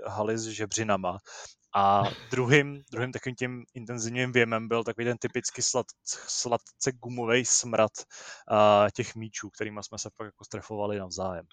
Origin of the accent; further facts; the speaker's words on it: Úvaly, Central Bohemian Region, Czechia; u nás v Úvalech uh, byla jako školní, nebo školní dělostečná byla mrňavá, takže jsme chodili do Sokolovny